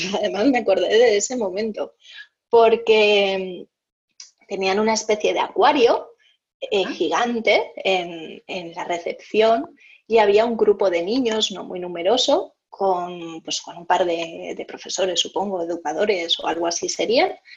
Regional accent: Valencia, Valencian Community, Spain; nací en Valencia, eh, hace 38 años

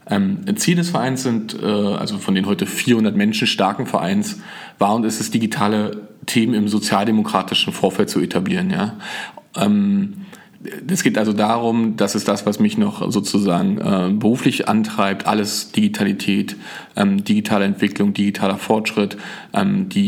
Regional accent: Frankfurt, Brandenburg, Germany; born there; Ich bin äh, 1981 in Frankfurt-Oder äh, geboren, habe also als Kind äh, den Mauerfall und die Wende mitbekommen.

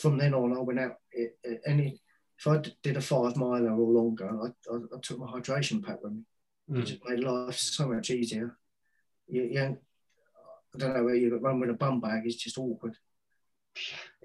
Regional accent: Wales, United Kingdom; moved away; also born or lived in Fulham / Bury; I'm Welsh

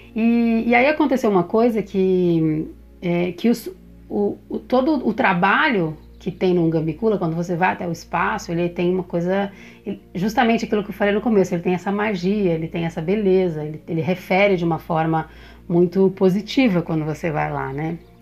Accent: São Paulo, Brazil; eu nasci, eu sou de São Paulo

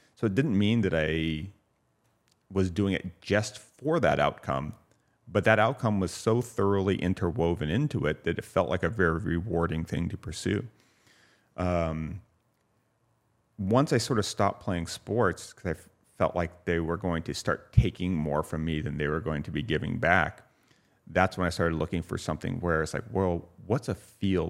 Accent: Santa Ynez, California, United States; born or raised there; also born or lived in Santa Barbara, California

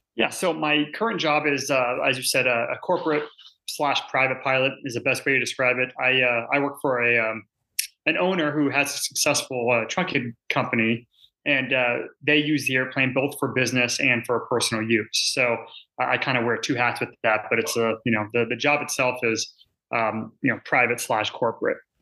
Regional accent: outside Seattle, Washington, United States; I grew up outside of uh, Seattle, Washington, about 30 minutes north, so Washington State

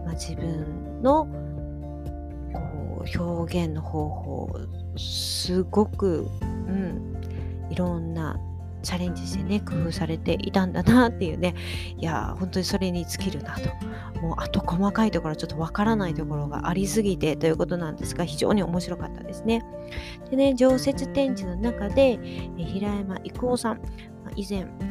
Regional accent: Shiga, Japan; moved away; 私の実家にある滋賀の方

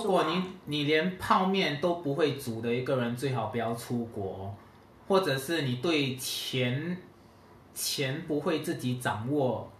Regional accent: Singapore; 我是来自新加坡的

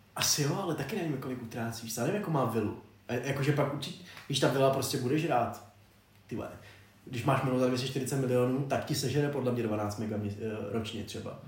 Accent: Czechia; jako Čech

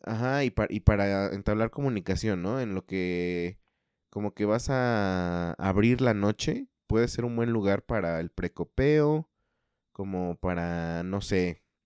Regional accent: Mexico City, Mexico; accent: chilango; yo también tengo el acento chilango

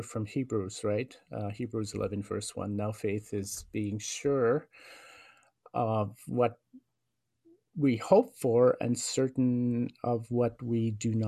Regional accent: Norway House, Manitoba, Canada; moved away as an adult; also born or lived in Winnipeg; northern Manitoba, which is where I come from. I'm Cree, and I'm First Nation from the Norhouse Cree Nation. And so I was raised there

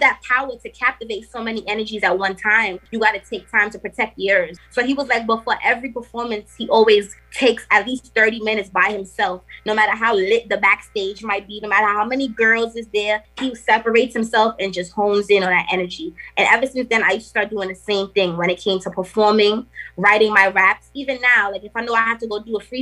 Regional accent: New York City, New York, United States; also born or lived in Trinidad and Tobago; I was born in New York. So it's like that authenticity is there on both ends. I'm fully invested in my culture. Damn near grew up in Trinidad. And then it's like I'm from Brooklyn

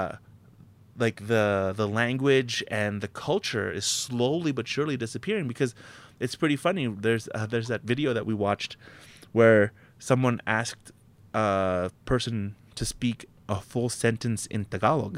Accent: Canada; that's an inherent thing being Canadian as well. It's like, growing up in this country

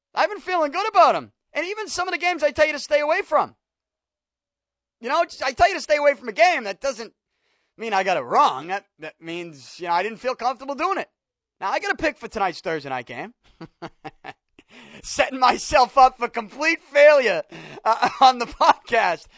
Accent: Boston, Massachusetts, United States; I'm born and raised in Southie, and I'm sure that when you listen to me talk, you can tell I'm from here, born and raised

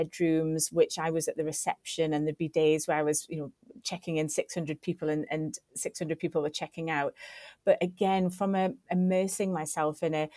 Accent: Newcastle upon Tyne, North East England, United Kingdom; moved away as an adult; also born or lived in Sheffield; I didn't necessarily want to go back to my hometown. I wanted to kind of, my wings had been opened as I left Newcastle to go to university at Sheffield Hallam.

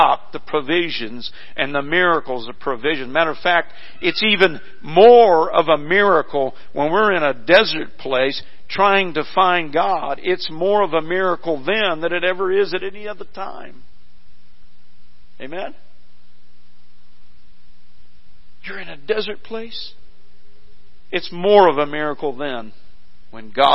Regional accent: Missouri, United States; where I grew up in Missouri

